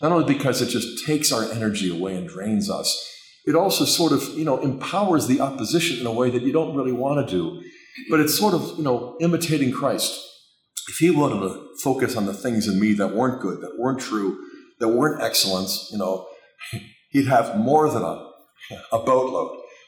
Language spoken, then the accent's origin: English; Pittsburgh, Pennsylvania, United States; I grew up in Pittsburgh.